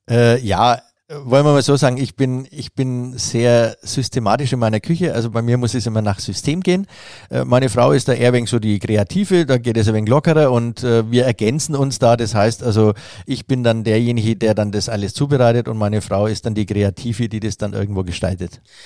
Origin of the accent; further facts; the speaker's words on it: Nuremberg, Bavaria, Germany; wir Franken